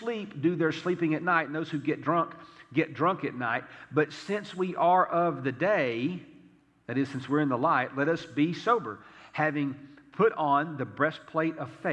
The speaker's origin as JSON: {"language": "English", "region": "the South", "country": "United States", "said": "I'm from the South"}